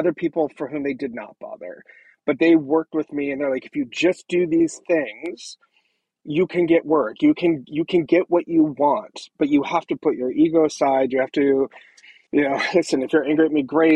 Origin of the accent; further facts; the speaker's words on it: Southern California, United States; moved away; also born or lived in Orange County; I grew up in Southern California, but I went to high school in Orange County